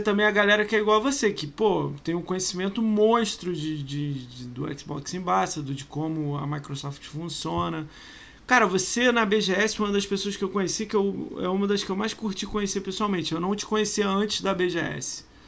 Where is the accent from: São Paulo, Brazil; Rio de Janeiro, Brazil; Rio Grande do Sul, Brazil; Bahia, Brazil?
Rio de Janeiro, Brazil; Eu sou carioca